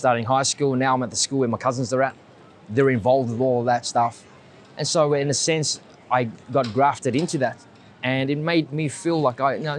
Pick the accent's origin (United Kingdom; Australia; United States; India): Australia; Sydney, New South Wales; first language Vietnamese; also born or lived in Bondi; this is Cabramatta. This is my hometown.